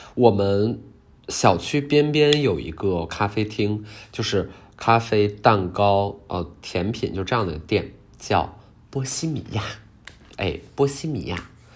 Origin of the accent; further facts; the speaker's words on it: Heilongjiang, China; 我是东北人，黑龙江，边陲，离俄罗斯也非常近